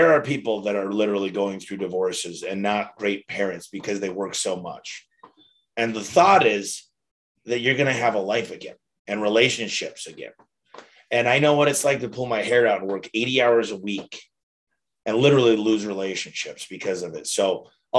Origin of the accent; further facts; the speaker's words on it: Detroit, Michigan, United States; now in Phoenix, United States; I'm from Detroit